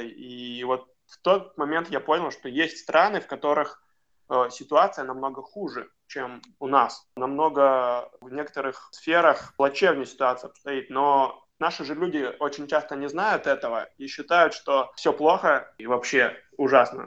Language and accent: Russian; Khabarovsk, Khabarovsk Krai, Russia; я сам из Хабаровска